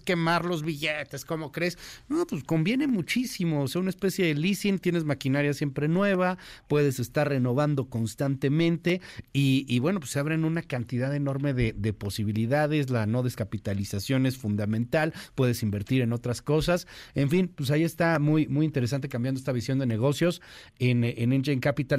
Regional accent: Mexico; México, al ser el socio comercial importantísimo que somos de Estados Unidos

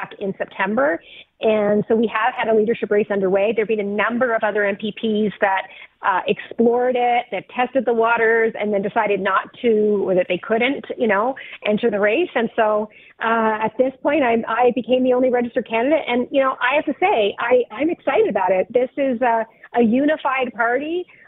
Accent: Newfoundland and Labrador, Canada; moved away as an adult; also born or lived in Ontario; now in Toronto, Canada; I was born and raised in Newfoundland and came to Ontario about 30 years ago

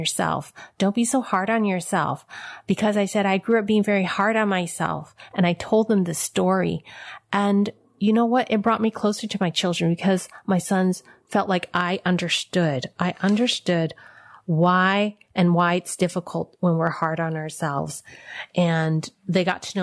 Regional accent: San Francisco, California, United States; I was born in San Francisco Chinatown.

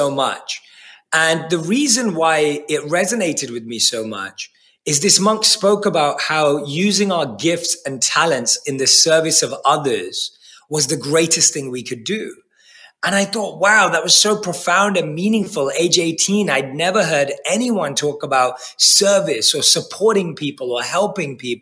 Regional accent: London, United Kingdom; I was born and raised in London

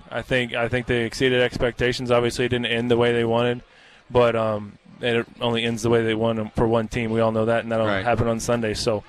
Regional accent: Kansas, United States; moved away; also born or lived in Wisconsin; with me growing up in Kansas on a farm and even spending 10 years in Wisconsin

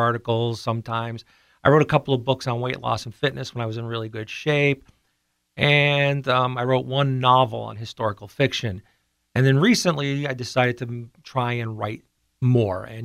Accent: Pittston, Pennsylvania, United States; also born or lived in Maine / Guam / Hawaii; I grew up in Pittston

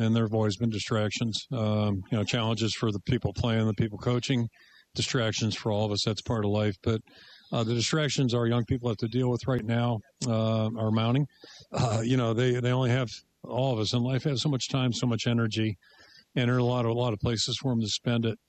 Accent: Pittsburgh, Pennsylvania, United States; the Pittsburgh Pirates, my hometown team

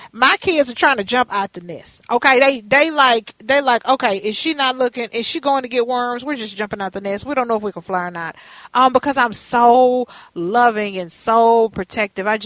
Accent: Texas, United States; now in Minnesota, United States; I'm from Texas.

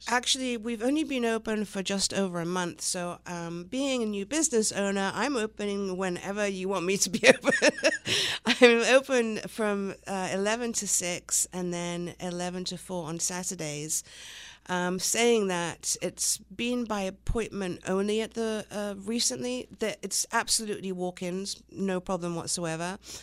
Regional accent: the Riviera, Provence-Alpes-Côte d'Azur, France; accent: English; moved away as an adult; also born or lived in Long Island, New York, United States / England / London, England / Los Angeles, United States; moved to England, where my mother's from, and stayed there until I was about nine, and then at nine, my family family moved to France, the south of France

